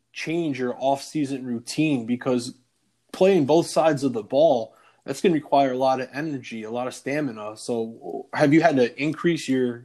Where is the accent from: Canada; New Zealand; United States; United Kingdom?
United States; Chicago, Illinois; moved away; I'm originally from the Chicago area